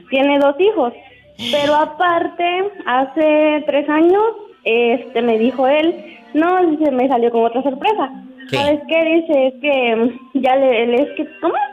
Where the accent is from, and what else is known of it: Chiapas, Mexico; now in Puerto Vallarta, Mexico